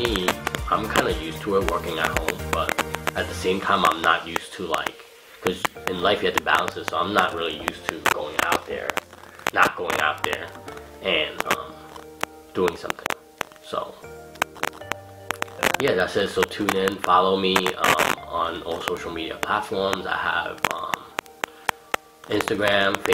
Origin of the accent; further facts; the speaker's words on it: United States; we were raised and born here. I consider myself as American